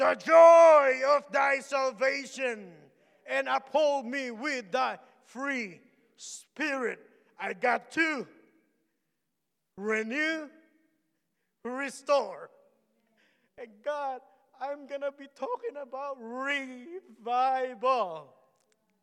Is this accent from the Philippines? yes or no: yes; Philippines; English is a second language; moved away; I'm Filipino